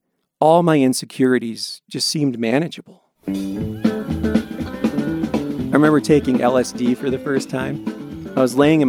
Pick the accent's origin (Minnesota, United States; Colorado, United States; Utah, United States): Colorado, United States; Longmont; I grew up in Longmont, Colorado